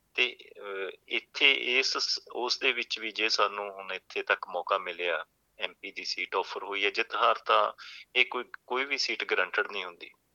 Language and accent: Punjabi; Sunam, Punjab, India; moved away as an adult; ਮੇਰਾ ਜਨਮ ਸੰਗਰੂਰ ਜ਼ਿਲ੍ਹੇ ਦੇ ਇੱਕ ਛੋਟਾ ਜਿਹਾ ਕਸਬਾ ਸੀਗਾ ਸੁਨਾਮ ਉੱਥੇ ਹੋਇਆ